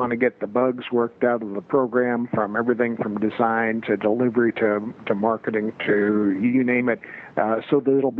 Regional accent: United States; people should not refer to us as Native Americans. We should always be referred to as American Indians.

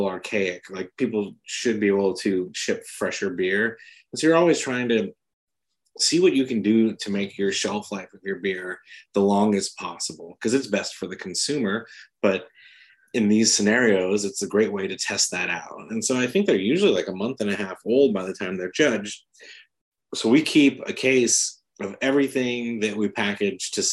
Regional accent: San Diego, California, United States; moved away; also born or lived in South Carolina; I was born in South Carolina and raised in San Diego

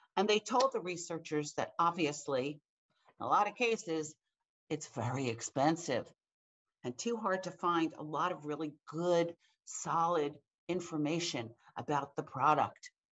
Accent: Pennsylvania, United States; my fellow Pennsylvanians

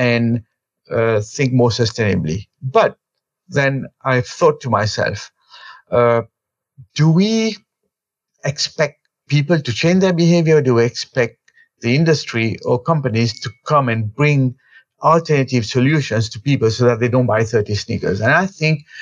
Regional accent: Mauritius; moved away as an adult; also born or lived in India; I was born and brought up in Mauritius in the 1971. So I lived there. I did my education all the time in Mauritius

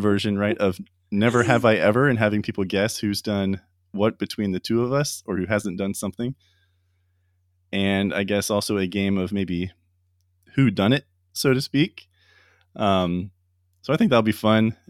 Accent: Ocala, Florida, United States; my hometown in Florida, in Ocala

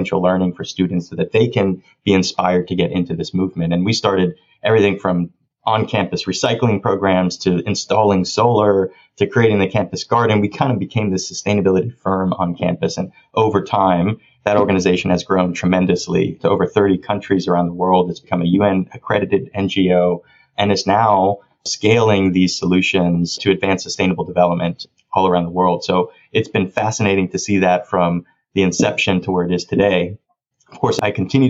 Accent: Miami, Florida, United States; moved away as an adult; also born or lived in Orlando, Florida; now in Washington, D.C., United States; I was born and raised down in Miami, Florida, raised by my mom and grandparents

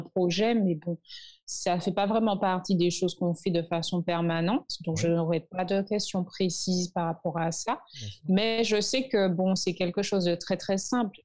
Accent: Martinique; now in Saint Lucia; quand moi, je suis ici et d'autres, d'autres euh, Martiniquais aussi qui sont ici

